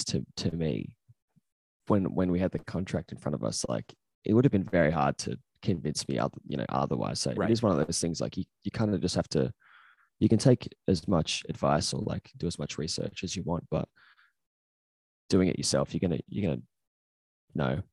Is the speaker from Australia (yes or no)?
yes; Australia; because we're Australian